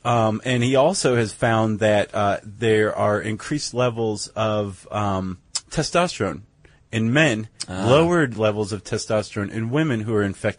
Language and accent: English; Toledo, Ohio, United States; some guys from Toledo, my hometown.